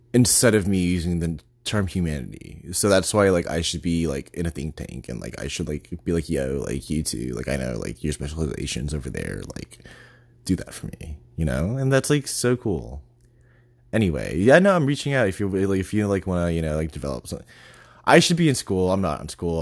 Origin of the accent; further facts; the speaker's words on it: Texas, United States; moved away; also born or lived in New York / Boston; I'm from Texas